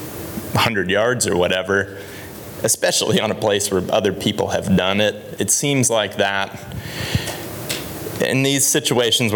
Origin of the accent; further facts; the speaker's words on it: Ohio, United States; moved away; I grew up in Ohio, and when I was a kid, you could only hunt till noon